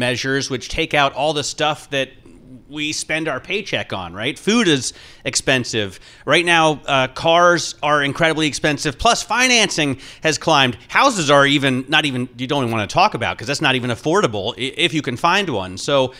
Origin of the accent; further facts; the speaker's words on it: Granville, Ohio, United States; I'm from Granville, Ohio, right. So, you know, for me, that's a big deal.